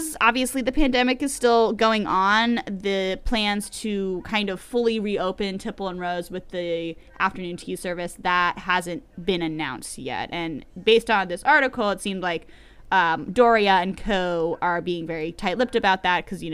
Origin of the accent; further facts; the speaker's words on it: Pennington, New Jersey, United States; my local business in my hometown of Pennington, New Jersey, Central New Jersey.